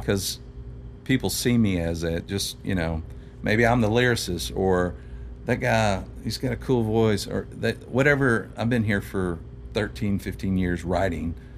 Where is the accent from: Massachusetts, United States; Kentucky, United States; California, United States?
Kentucky, United States; Louisville; moved away as an adult; now in Nashville, United States; I grew up on the South End of Louisville